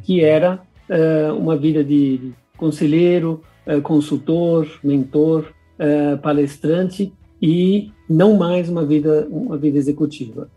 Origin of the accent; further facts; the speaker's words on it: São Paulo, Brazil; eu sou nascido em São Paulo, brasileiro. O nome alemão vem dos meus pais, que são imigrantes alemães